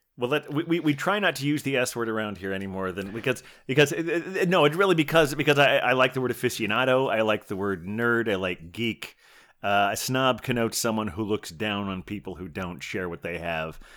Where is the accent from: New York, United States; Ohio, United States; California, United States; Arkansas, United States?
Ohio, United States; Dayton; moved away; where I grew up in Dayton, Ohio